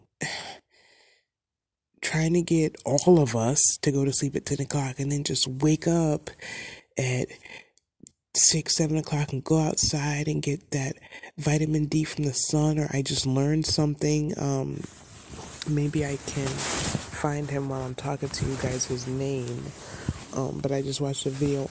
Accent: the Catskills, New York, United States; I grew up in the Catskills in New York

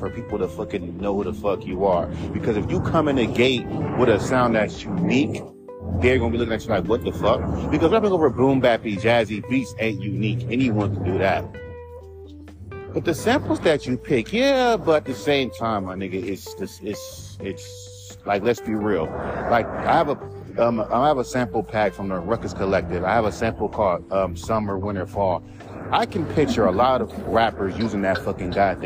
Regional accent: Los Angeles, California, United States; I'm from California. I'm from

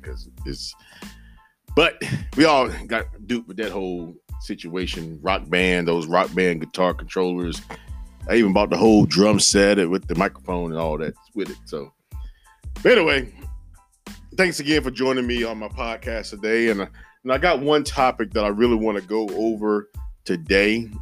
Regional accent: Henderson, North Carolina, United States; my hometown of Henderson, North Carolina

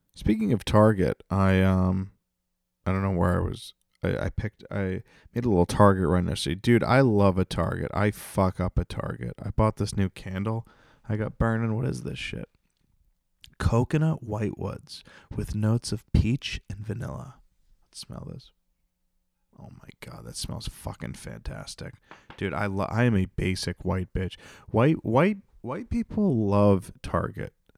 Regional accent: North Attleboro, Massachusetts, United States; my hometown, North Attleboro

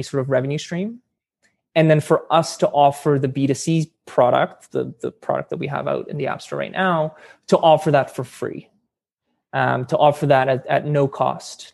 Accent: Edmonton, Alberta, Canada; I grew up in Edmonton

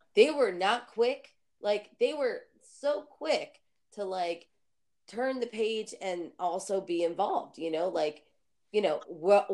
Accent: New Jersey, United States; I'm from New Jersey

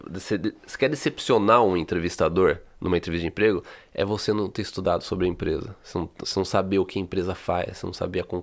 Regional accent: Brazil; moved away; Eu, eu cresci assim no Brasil.

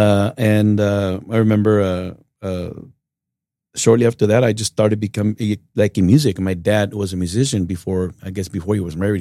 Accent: Uvalde, Texas, United States; Born and raised in Uvalde, Texas

